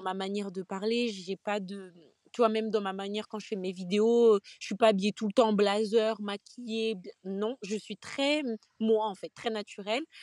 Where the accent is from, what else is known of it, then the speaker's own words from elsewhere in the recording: Guadeloupe; je suis Guadeloupéenne